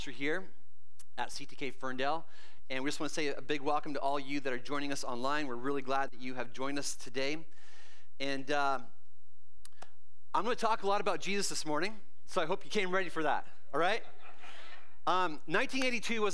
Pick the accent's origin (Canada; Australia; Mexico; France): Canada; I grew up in Canada